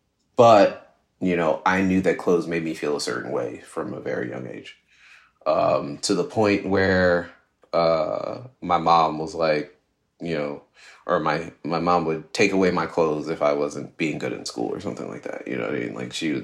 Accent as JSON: {"language": "English", "region": "New Jersey", "country": "United States", "said": "I'm from New Jersey. So, you know, one of the things that people from New Jersey do on the weekends is go to the mall."}